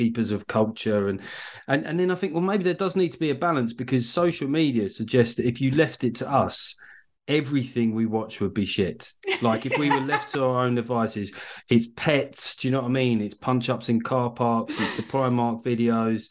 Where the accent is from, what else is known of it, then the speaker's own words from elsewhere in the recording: United Kingdom; I'm British.